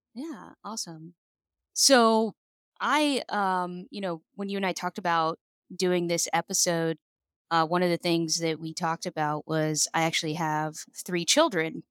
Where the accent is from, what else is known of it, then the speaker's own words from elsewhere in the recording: a reservation in California, United States; I grew up, I'm Native American, and I grew up on a reservation in California.